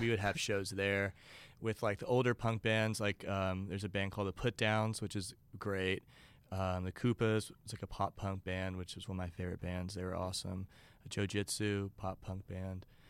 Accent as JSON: {"language": "English", "town": "Beaumont", "region": "Texas", "country": "United States", "tie": "born or raised there", "said": "it's called Beaumont, Texas"}